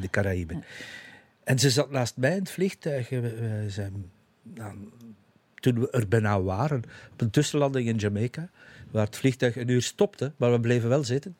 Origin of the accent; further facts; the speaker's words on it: Zottegem, Flanders, Belgium; now in Leest, Belgium; mijn kinderjaren in Zottegem